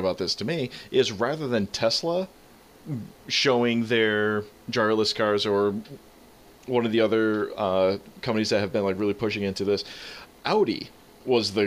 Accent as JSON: {"language": "English", "town": "Albany", "region": "New York", "country": "United States", "tie": "born or raised there", "said": "my hometown. We had a self-driving car visit us in little old Albany, New York"}